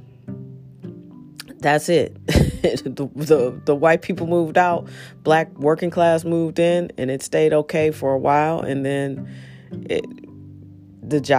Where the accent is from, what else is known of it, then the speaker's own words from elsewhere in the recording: St. Louis, Missouri, United States; moved away as an adult; also born or lived in Washington, D.C.; growing up in St. Louis and being Black